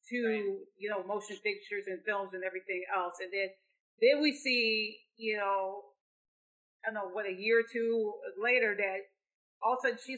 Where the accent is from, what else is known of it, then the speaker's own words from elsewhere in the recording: Lansing, Michigan, United States; in my hometown of Lansing